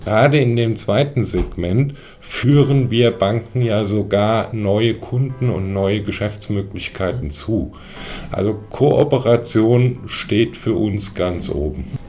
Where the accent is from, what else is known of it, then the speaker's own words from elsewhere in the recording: Germany; hier bei uns in Deutschland